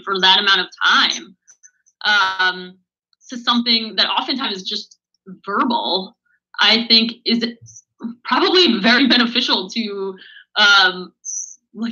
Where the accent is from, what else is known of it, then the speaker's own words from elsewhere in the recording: New Jersey, United States; my home state of New Jersey